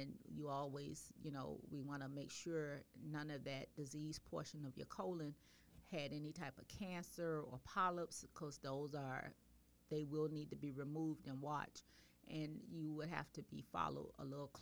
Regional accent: the South, United States; I'm from the South. I grew up eating lima beans

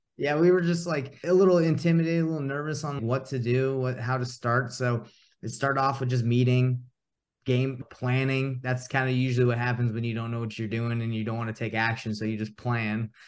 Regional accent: Atlanta, Georgia, United States; moved away as an adult; now in Utah, United States; I grew up in Atlanta, Georgia. and originally born in Utah, and I actually made my way back. I actually live in Utah now

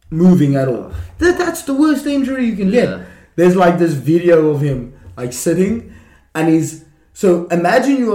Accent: Johannesburg, Gauteng, South Africa; also born or lived in Western Cape; Lions is the team that I'm from in Johannesburg

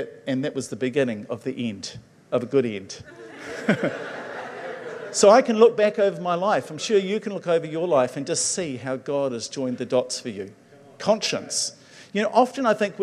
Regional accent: Levin, Manawatū-Whanganui, New Zealand; moved away; I grew up in Levin

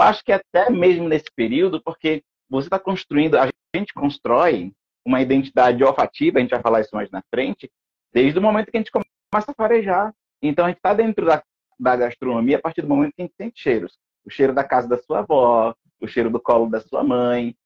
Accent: Pernambuco, Brazil; sou pernambucano

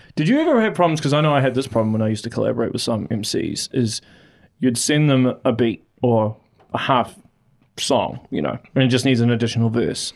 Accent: Auckland, New Zealand; moved away as an adult; I'm originally from Auckland

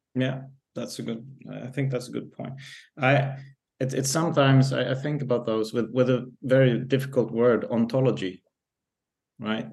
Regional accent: Stockholm, Stockholm County, Sweden; growing up in Stockholm or in the context of Stockholm

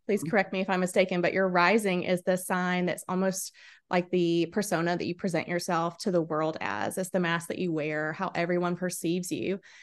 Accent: South Carolina, United States; I was born and raised in South Carolina

